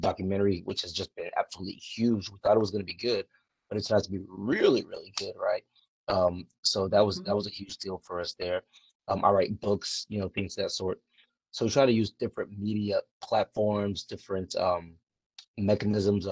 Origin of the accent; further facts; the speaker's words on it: League City, Texas, United States; I grew up outside of Houston, Texas, a place called League City, Texas, right literally on the outskirts of Houston